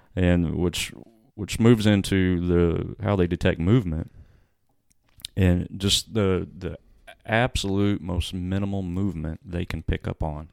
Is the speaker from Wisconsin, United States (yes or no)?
no; Freeman Spur, Illinois, United States; growing up in Freeman's Spur